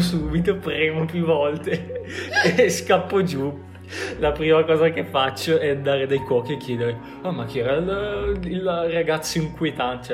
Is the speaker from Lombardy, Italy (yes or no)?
yes; Bergamo, Lombardy, Italy; noi bergamaschi